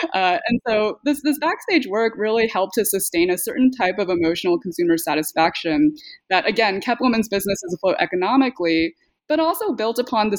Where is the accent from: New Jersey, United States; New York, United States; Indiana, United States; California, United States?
California, United States; the brand of multiculturalism I grew up in the Bay Area.